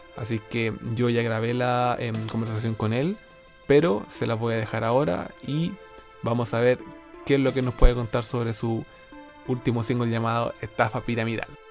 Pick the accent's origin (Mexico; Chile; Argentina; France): Chile; Linares, Maule; now in Santiago, Chile; yo soy del sur, soy de Linares, pero ahora me encuentro en Santiago, viviendo en Santiago